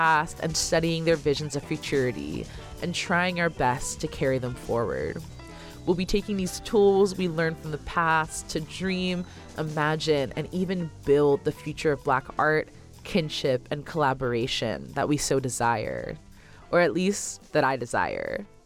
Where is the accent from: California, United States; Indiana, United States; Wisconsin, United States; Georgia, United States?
California, United States; Oakland; researcher, radio producer, and artist born and raised in Oakland, California